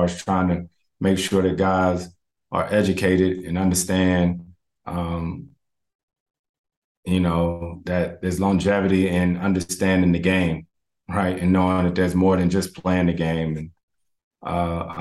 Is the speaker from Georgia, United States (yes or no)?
no; Winston-Salem, North Carolina, United States; I grew up in Winston-Salem